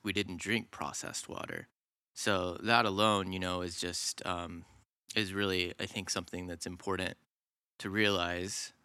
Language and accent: English; suburbs north of Atlanta, Georgia, United States; I grew up, uh, in the suburbs, about an hour north of Atlanta, Georgia.